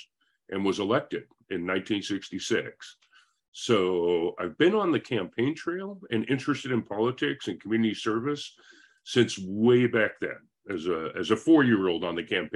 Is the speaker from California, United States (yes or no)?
yes; Pleasant Hill, California, United States; also born or lived in Concord, California / South Korea; I returned to Pleasant Hill from a stint in Southern California, and went to junior high and high school right here in Pleasant Hill